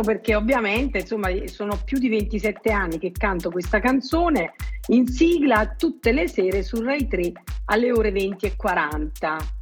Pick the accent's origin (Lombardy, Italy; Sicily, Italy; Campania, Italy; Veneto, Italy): Campania, Italy; Naples area; gli autori della mia terra